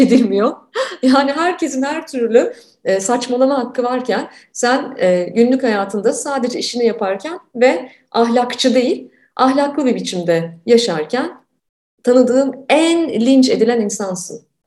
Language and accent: Turkish; Turkey; moved away; ben bir süre önce Türkiye'ye döndüm